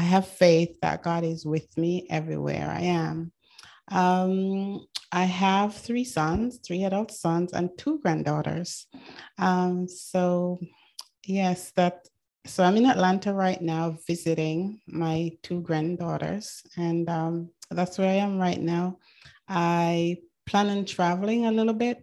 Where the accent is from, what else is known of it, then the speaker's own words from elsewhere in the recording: Manchester, North West England, United Kingdom; also born or lived in Jamaica / Canada; now in United States; I was born in Jamaica. I grew up in England, Manchester, England.